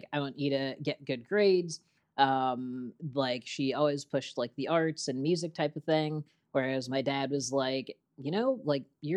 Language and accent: English; Ottawa, Illinois, United States; moved away; I was born in Ottawa, Illinois, a town of about 18,000 people in north central Illinois